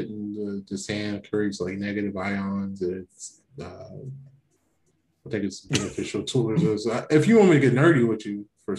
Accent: Kentucky, United States; now in Fresno, United States; fresh from Kentucky, man. It was beautiful. You know, back in my hometown, got to see the folks.

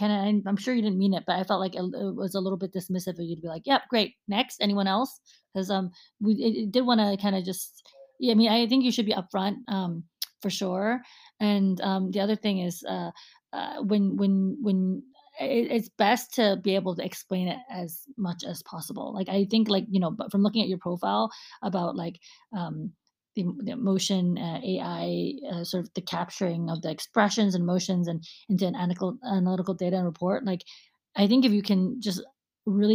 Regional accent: United States; I'm American too

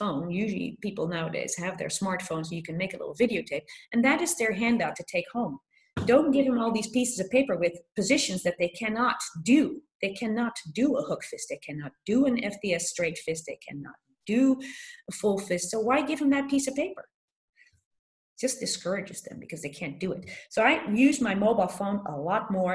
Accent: Philadelphia, Pennsylvania, United States; I come from Philadelphia where this article was written

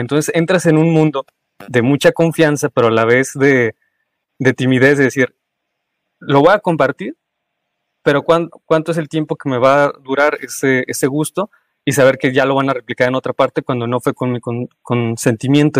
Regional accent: Mexico; como buen mexicano

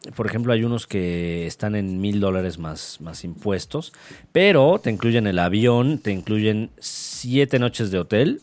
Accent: Mexico; como mexicanos

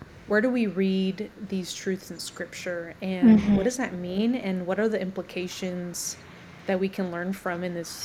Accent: United States; now in Louisville, United States; being an American

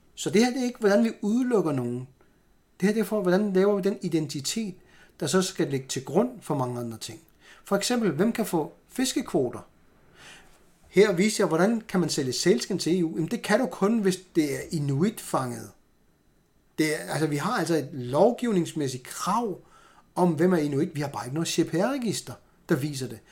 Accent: Greenland; jeg er grønlænder

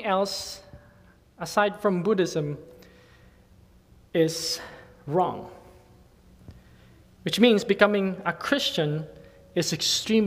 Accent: Philippines; now in Thailand; as a Filipino, I prepared Filipino food

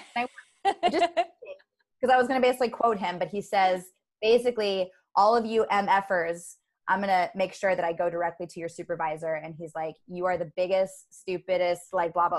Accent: United States; i was born in america so i'm an american

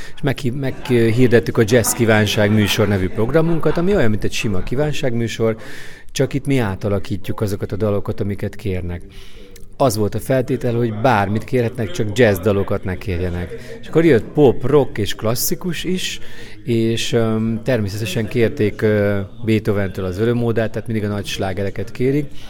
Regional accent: Hungary

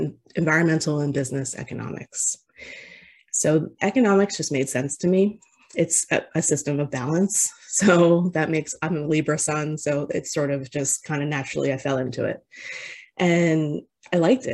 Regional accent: near Atlantic City, New Jersey, United States; I grew up in New Jersey in a town very close to Atlantic City

